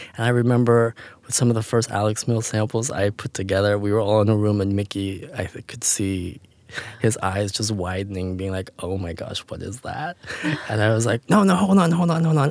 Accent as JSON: {"language": "English", "country": "Canada", "tie": "born or raised there", "moved": "yes", "said": "I grew up in Canada and, uh, I come from a very small family"}